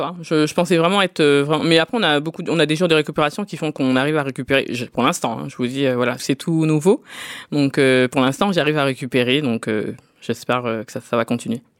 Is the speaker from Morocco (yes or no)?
no; Drancy, Île-de-France, France; je suis né en France, je suis né à Drancy dans le 93, j'ai fait toutes mes études ici, j'ai travaillé ici